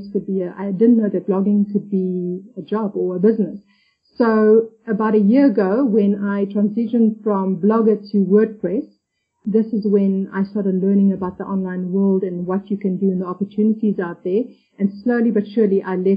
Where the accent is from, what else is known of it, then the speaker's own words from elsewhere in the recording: South Africa; moved away as an adult; now in Gran Canaria, Spain; I'm originally from South Africa, but I've been living in Gran Canaria, which is part of the Canary Islands, which belongs to Spain for about 7 years now.